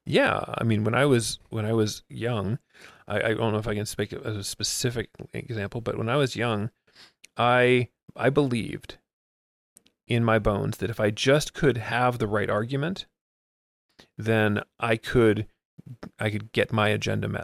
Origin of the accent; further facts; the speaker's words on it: Miami, Florida, United States; first language English; I grew up in Miami